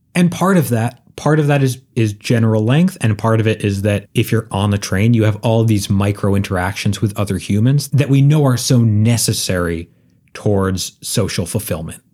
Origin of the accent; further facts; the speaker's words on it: Northeast, United States; I grew up in the Northeast